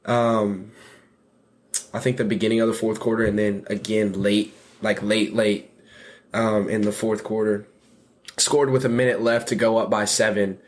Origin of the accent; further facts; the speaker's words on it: Nashville, Tennessee, United States; moved away as an adult; now in Wheaton, United States; I'm from Nashville, Tennessee